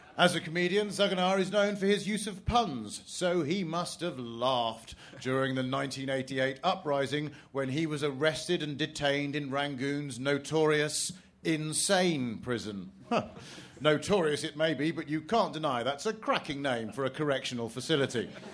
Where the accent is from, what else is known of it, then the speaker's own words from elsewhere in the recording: England, United Kingdom; as an Englishman